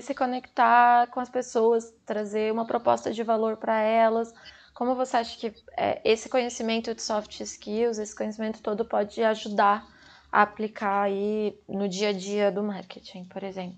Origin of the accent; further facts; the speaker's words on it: São Paulo, Brazil; Eu sou de São Paulo